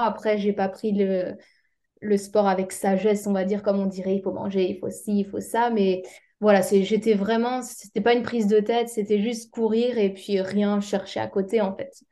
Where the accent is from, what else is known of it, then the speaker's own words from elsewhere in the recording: Alsace, Grand Est, France; moved away as an adult; also born or lived in Strasbourg; now in Réunion, France; je viens d'Alsace.